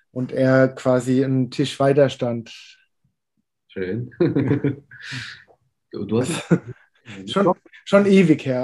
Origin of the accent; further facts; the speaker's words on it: Rhineland-Palatinate, Germany; born there; ich bin äh, gebürtiger Pfälzer